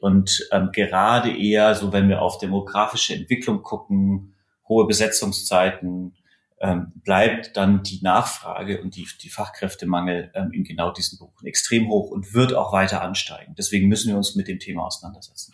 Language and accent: German; Erlangen, Bavaria, Germany; meine Heimatstadt Erlangen